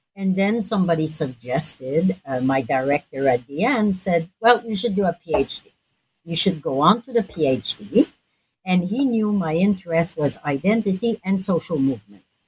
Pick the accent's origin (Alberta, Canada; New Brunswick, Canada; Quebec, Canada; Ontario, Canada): Quebec, Canada; Montreal; I'm from Montreal